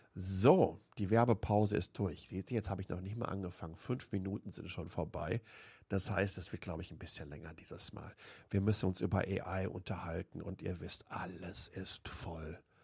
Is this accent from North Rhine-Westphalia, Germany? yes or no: yes; Waltrop, North Rhine-Westphalia, Germany; now in Taiwan; Ich bin in Waltrop groß geworden, im Kreis Recklinghausen.